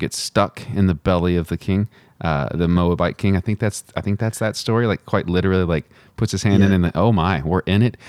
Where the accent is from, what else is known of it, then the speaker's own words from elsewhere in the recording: Midland, Texas, United States; also born or lived in Odessa, Texas / Northwest US; I was born in Odessa and then raised in Midland.